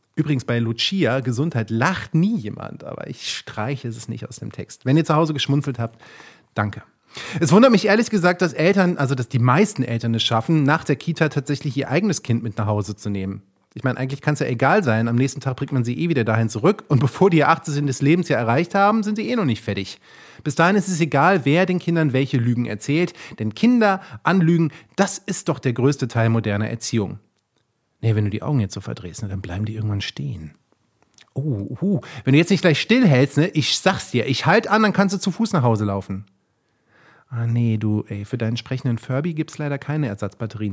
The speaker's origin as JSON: {"language": "German", "region": "Rhineland-Palatinate", "country": "Germany", "tie": "born or raised there", "said": "ich komme ja gebürtig aus Rheinland-Pfalz"}